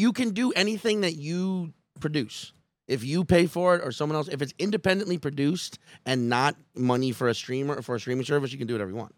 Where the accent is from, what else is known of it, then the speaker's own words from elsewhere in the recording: Chalmette, Louisiana, United States; moved away; also born or lived in Slidell, Louisiana; I'm originally from the Staten Island of, the Shalmette, the Staten Island of New Orleans.